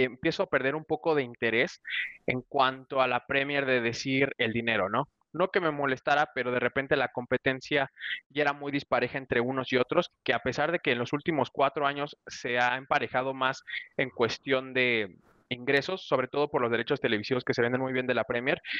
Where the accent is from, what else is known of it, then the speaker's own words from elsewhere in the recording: Mexico; como mexicano